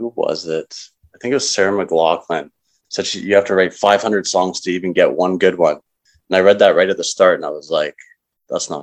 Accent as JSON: {"language": "English", "town": "Calgary", "region": "Alberta", "country": "Canada", "tie": "born or raised there", "also_born_or_lived": "Toronto / Vancouver", "said": "I was born and raised in Calgary, so it's home"}